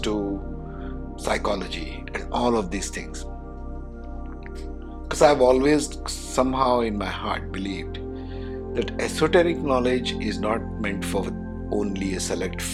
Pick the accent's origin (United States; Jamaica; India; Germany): India; being an Indian